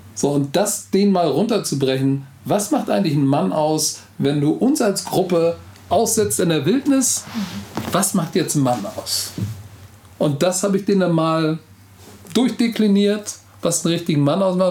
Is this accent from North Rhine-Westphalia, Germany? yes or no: no; Hamburg, Germany; first language German; Egal, wo du mich in Hamburg rauslässt, ich weiß Bescheid, das ist meine Heimat.